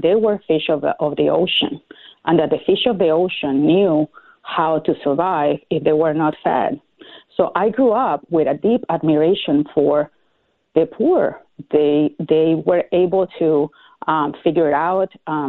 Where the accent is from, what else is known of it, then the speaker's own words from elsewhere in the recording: Venezuela; moved away as an adult; Well, I grew up in Venezuela, and And I was there until I finished my law degree, and I worked for the Supreme Court before Chavez started his this new regime. So I haven't really lived in Venezuela since that 1998 when he won elections.